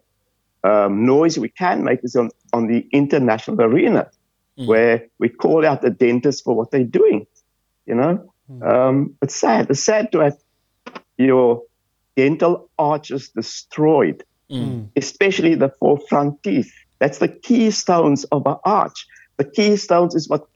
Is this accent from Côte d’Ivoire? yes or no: no; Cape Town, Western Cape, South Africa; moved away as an adult; also born or lived in London / Sydney; now in Australia; I come from Bridgetown in Athlone